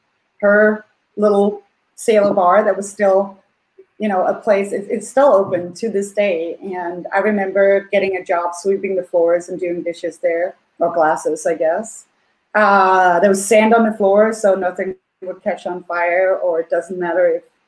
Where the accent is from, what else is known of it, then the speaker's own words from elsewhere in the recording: Svendborg, Southern Denmark, Denmark; now in New York, United States; one of my hometown, Svendborg